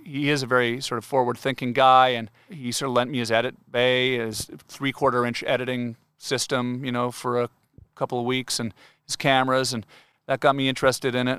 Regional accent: Canada; I'm Canadian. We say washroom

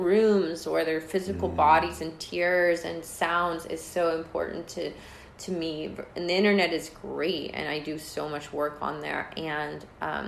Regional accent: Georgia, United States; I was born in Georgia

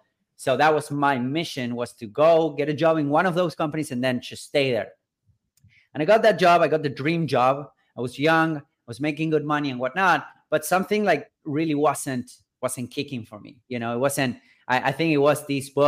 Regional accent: Buenos Aires, Argentina; I'm originally from Buenos Aires, from Argentina and South America, right? I was born and raised here in a kind of a middle-class family in a third world country

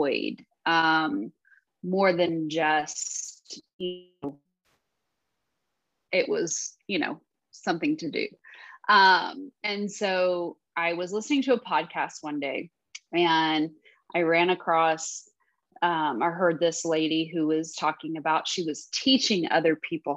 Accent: Texas, United States; I am from Texas. I have lived here pretty much all my life

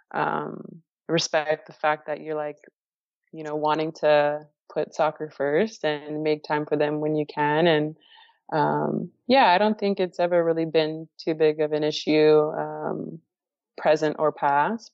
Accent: Florida, United States; moved away as an adult; also born or lived in Houston; my home state near my family

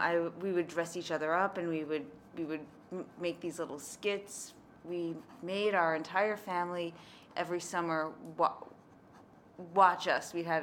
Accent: Manhasset, New York, United States; Manhasset, it's in Nassau County.

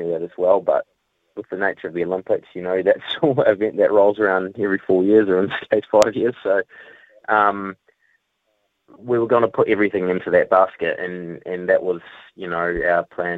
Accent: New Zealand; I had that spot as a Kiwi rider

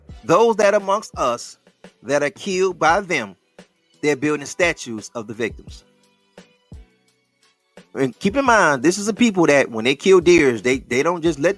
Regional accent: Detroit, Michigan, United States; My neighborhood, I'm from Plymouth, right? So check this out. My neighborhood is, you can find, my hood is Plymouth and Greenville area, right? This is the west side of Detroit, the best side

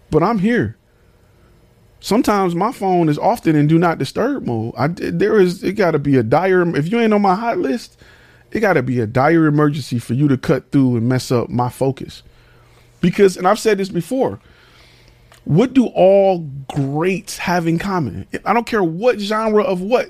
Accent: Detroit, Michigan, United States; I'm from Detroit. I've been in the military.

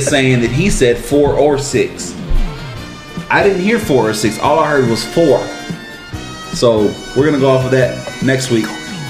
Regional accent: United States; Hold on, because I'm an American.

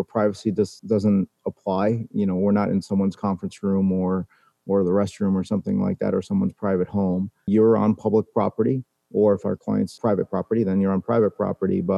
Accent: New York City, New York, United States; I was born in New York City and someone hit my town on 9/11

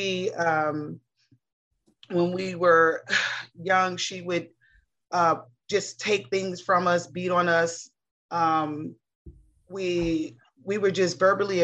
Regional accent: Cincinnati, Ohio, United States; I was born in the 70s, raised up in the 80s in Cincinnati, Ohio

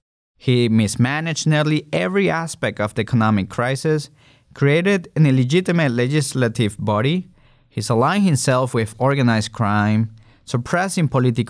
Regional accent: Venezuela; moved away as an adult; now in United States; I was born and raised in Venezuela. I left the country in 2012 to pursue better opportunities and a safer life in the United States.

